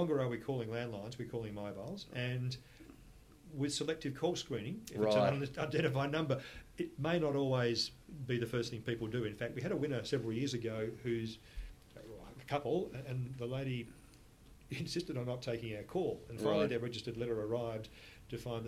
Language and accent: English; Adelaide, South Australia, Australia; moved away as an adult; I'm an Adelaide boy. I was born and bred in Adelaide